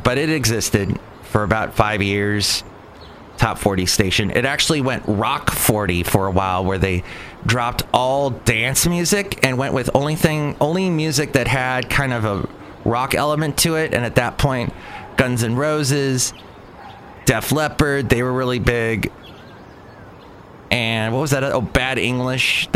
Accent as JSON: {"language": "English", "town": "Los Angeles", "region": "California", "country": "United States", "tie": "born or raised there", "also_born_or_lived": "Ventura County, California / Santa Barbara, California / Huntsville, Alabama", "moved": "as an adult", "said": "I grew up in Southern California, grew up in the San Fernando Valley, actually moved to Ventura County as a teenager"}